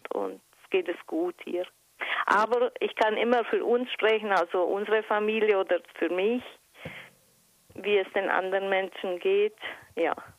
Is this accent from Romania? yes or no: yes; Transylvania, Romania; moved away; wir selber hatten das Glück, in einem vergleichsweise sicheren Umfeld aufzuwachsen. Die Jugend in Siebenbürgen war schön